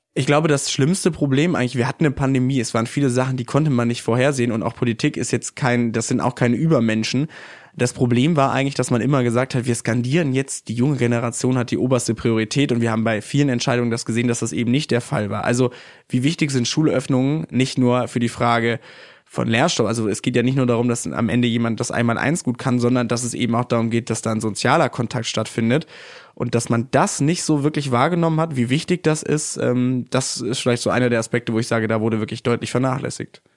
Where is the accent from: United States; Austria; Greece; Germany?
Germany; North Rhine-Westphalia; in meiner Heimat Nordrhein-Westfalen